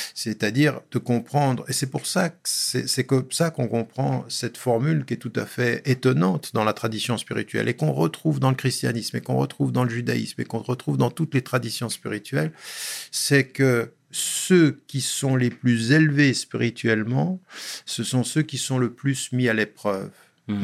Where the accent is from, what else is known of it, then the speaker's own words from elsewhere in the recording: Geneva, Switzerland; je suis né à Genève il y a bien longtemps et euh, j'ai fait toute ma scolarité à Genève